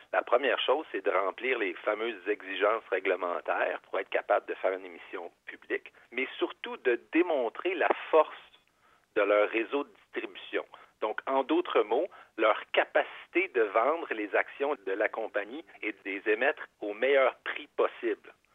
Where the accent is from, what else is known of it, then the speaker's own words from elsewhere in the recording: Quebec, Canada; on est québécois